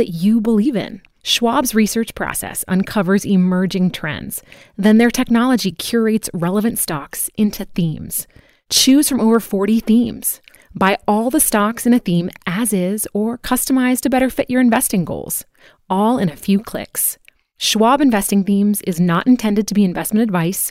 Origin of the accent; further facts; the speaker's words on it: Eugene, Oregon, United States; my hometown, Eugene, Oregon